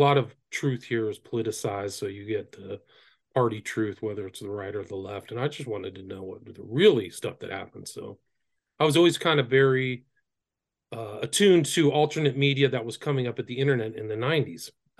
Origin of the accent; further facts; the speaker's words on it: Nebraska, United States; born there; I was born in Nebraska.